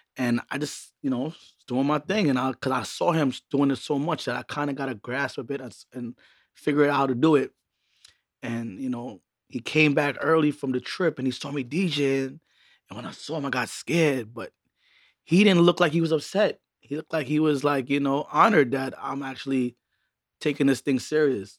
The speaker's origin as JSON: {"language": "English", "town": "New York City", "region": "New York", "country": "United States", "tie": "born or raised there", "also_born_or_lived": "Montreal, Canada / Trinidad (family origin)", "said": "my mother migrated to Brooklyn, where she took me and my brother"}